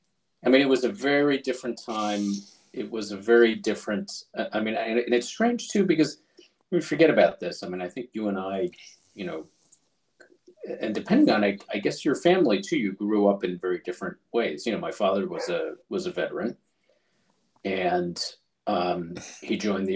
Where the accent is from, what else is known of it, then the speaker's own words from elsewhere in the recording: Taiwan; born there; but as you know, I was born in Taiwan, which is where he was stationed.